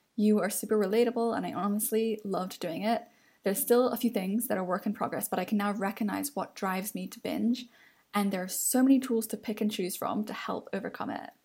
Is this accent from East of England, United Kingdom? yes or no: no; London, United Kingdom; as a Londoner